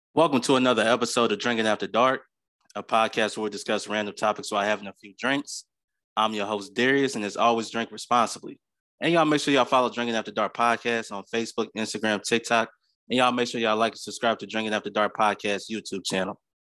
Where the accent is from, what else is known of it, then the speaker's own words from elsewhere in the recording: Clarksville, Tennessee, United States; I'm a Tennessee native, out of Tennessee. Clarksville, Tennessee is my hometown